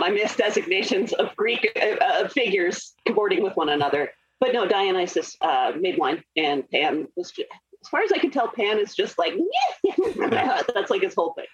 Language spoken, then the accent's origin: English; Scotland, United Kingdom; I'm Scottish